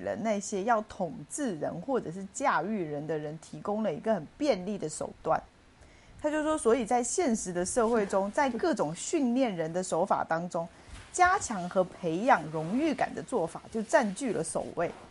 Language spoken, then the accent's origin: Chinese; China; 我们中国人